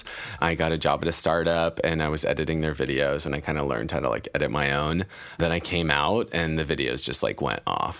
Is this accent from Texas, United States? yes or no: no; Idaho, United States; I'm from Idaho